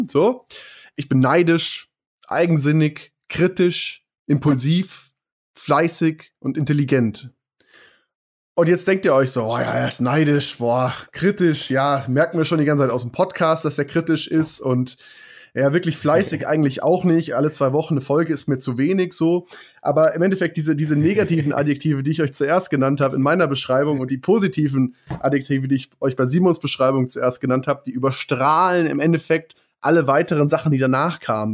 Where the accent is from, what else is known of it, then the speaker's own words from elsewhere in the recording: Germany; bei uns in Deutschland